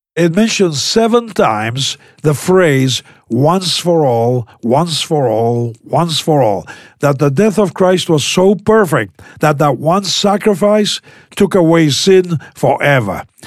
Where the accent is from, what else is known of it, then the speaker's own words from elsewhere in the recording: Buenos Aires, Argentina; I was born in South America. The southernmost country in South America is Argentina, and I was born in, uh, in the capital city